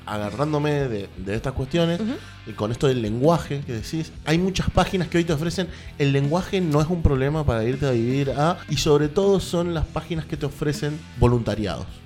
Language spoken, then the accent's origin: Spanish; Argentina; ser argentino